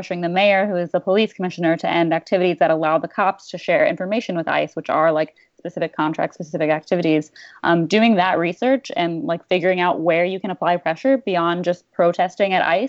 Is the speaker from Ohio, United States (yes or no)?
yes; Ohio, United States; now in Portland, United States; I'm from Ohio